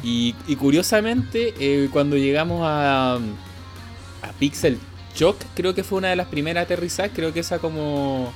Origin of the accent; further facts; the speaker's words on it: Santiago, Santiago Metropolitan Region, Chile; yo soy de Santiago